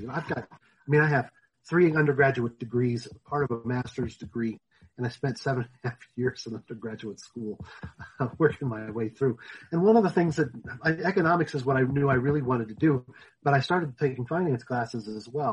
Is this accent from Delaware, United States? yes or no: no; Denver, Colorado, United States; I grew up in the Denver area and have been here all my life